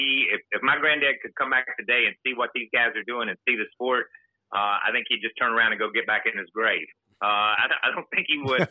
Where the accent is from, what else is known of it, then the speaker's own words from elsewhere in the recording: the South, United States; I'm from the South